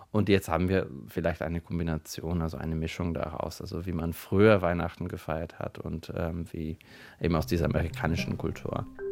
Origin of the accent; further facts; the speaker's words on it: Bulgaria; moved away as an adult; now in Germany; Ich komme ursprünglich aus Bulgarien und wohne seit äh, inzwischen neun Jahren hier in Deutschland